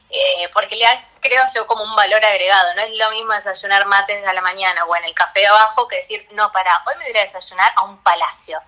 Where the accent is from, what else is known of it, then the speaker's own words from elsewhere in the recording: Buenos Aires, Argentina; Yo soy porteña, nací acá de toda la vida